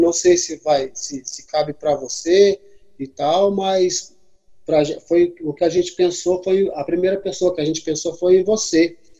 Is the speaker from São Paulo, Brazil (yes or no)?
yes; São Sebastião, São Paulo, Brazil; now in São Paulo, Brazil; eu sou natural lá de São Sebastião, né, do litoral norte de São Paulo. E é, em São Paulo, capital, eu tô mais ou menos há uns 18 anos